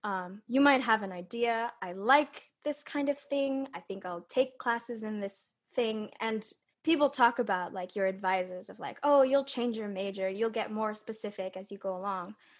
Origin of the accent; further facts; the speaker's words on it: California, United States; I was born and raised in California